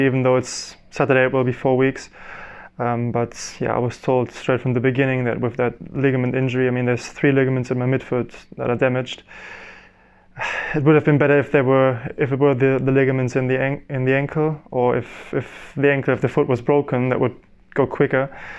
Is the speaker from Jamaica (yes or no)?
no; Germany; first language German; English is a second language; Probably it would be easier for me to do that in German, in my mother tongue, than in English.